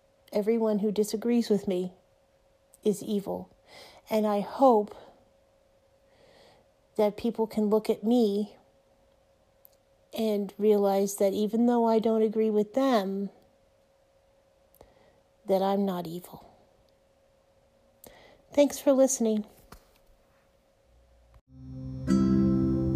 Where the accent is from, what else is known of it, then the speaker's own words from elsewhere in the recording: United States; I am American.